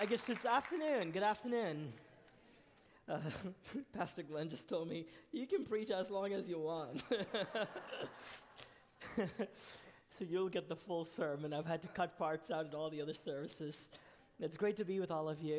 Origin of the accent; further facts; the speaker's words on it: Kuwait; moved away as an adult; also born or lived in Rhode Island, United States; now in United States; I came to the U.S. when I was 18. I was born in Kuwait